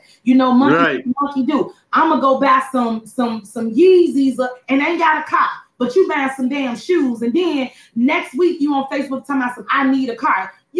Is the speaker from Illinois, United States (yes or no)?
yes; Chicago, Illinois, United States; moved away as an adult; now in Houston, United States; I was born and raised in Chicago too.